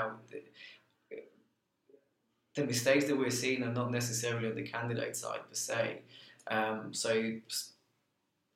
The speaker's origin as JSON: {"language": "English", "country": "Bulgaria", "moved": "yes", "lives_now": "United Kingdom", "said": "I come from Bulgaria originally. My father's an engineer, my mother's a pharmacist, very traditional East European background."}